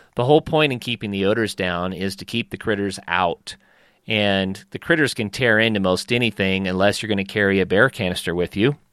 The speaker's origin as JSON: {"language": "English", "region": "northeastern Oklahoma", "country": "United States", "tie": "born or raised there", "said": "every hour that I could in the woods growing up in Oklahoma"}